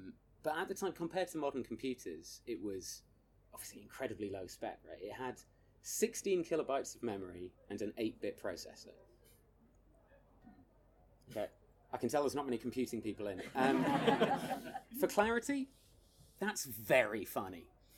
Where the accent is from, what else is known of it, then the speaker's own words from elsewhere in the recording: United Kingdom; So we, as British people, essentially chose the placebo, which is good to know.